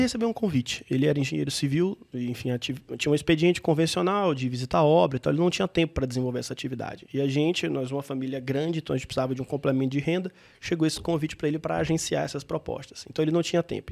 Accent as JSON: {"language": "Portuguese", "region": "interior of Bahia", "country": "Brazil", "tie": "born or raised there", "also_born_or_lived": "Salvador", "said": "eu sou um baiano, de, do, nasci em Salvador, mas cresci no interior da Bahia"}